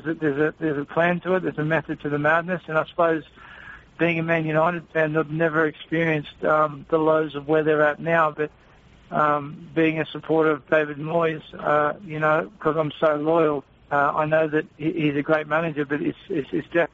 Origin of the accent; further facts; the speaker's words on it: Australia; as an athlete and as an Australian socceroo